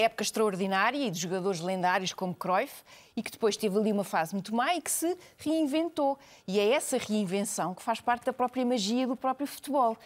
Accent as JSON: {"language": "Portuguese", "country": "Portugal", "said": "enquanto portugueses"}